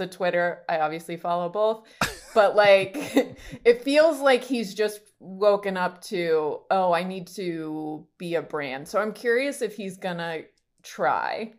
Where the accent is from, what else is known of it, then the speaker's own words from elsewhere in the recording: Rancho Cucamonga, California, United States; moved away; also born or lived in New York; I grew up in Rancho Cucamonga, California